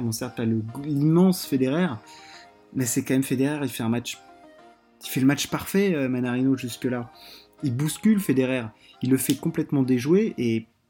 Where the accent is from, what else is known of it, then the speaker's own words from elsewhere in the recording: France; on est français